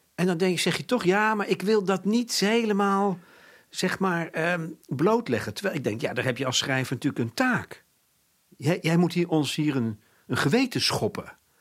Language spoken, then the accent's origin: Dutch; Netherlands